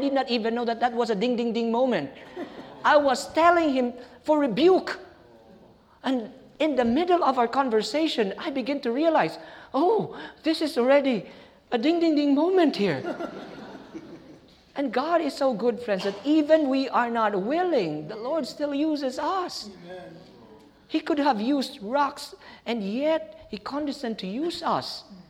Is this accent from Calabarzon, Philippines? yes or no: no; Pasay, Metro Manila, Philippines; I'm from Pasay, going to the airport.